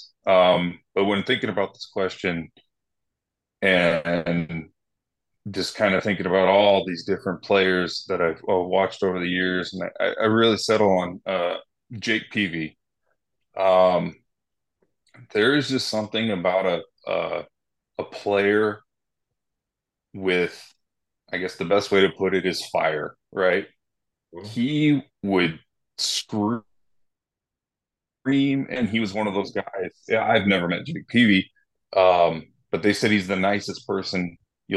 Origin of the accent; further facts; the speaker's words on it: San Diego, California, United States; I'm born and raised in San Diego. My dad was born here.